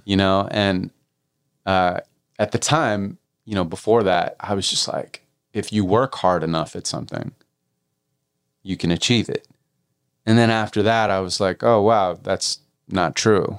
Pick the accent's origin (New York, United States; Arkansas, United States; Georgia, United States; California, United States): California, United States; Santa Monica; I was raised in Santa Monica